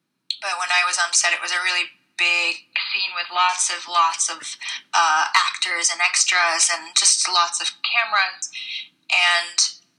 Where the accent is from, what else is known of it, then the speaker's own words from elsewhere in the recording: New York, United States; moved away as an adult; also born or lived in Budapest, Hungary; now in Los Angeles, United States; I live in LA. I've lived here for a few years by way of Budapest. I grew up in New York, but I moved to Budapest